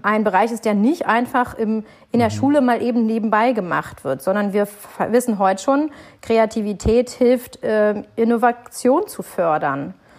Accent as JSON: {"language": "German", "region": "Berlin", "country": "Germany", "said": "Berlin ist meine Heimat"}